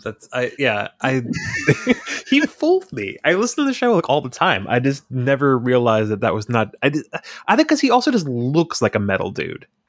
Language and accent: English; Hudson Valley, New York, United States; I grew up in the Hudson Valley